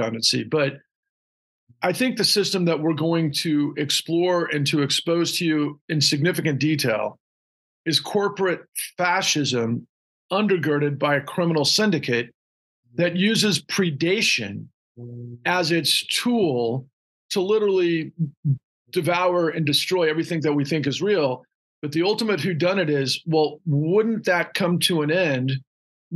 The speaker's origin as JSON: {"language": "English", "town": "Houston", "region": "Texas", "country": "United States", "tie": "born or raised there", "also_born_or_lived": "Austin, Texas", "said": "I grew up in Houston"}